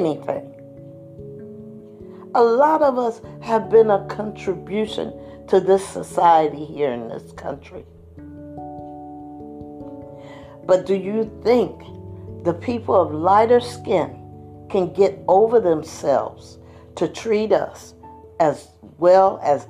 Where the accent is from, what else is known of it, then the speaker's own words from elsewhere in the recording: United States; we African Americans have been here over 200 plus years